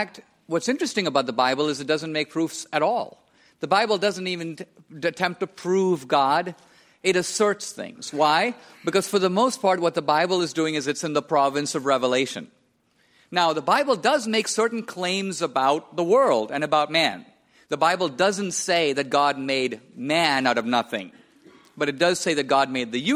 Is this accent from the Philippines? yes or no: no; India; I was born and raised in India.